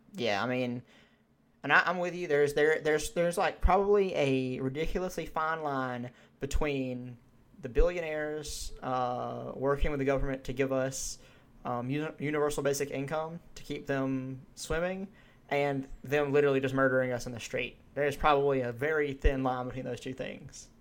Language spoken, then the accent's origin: English; Georgia, United States; we're from Georgia, we've been to Atlanta.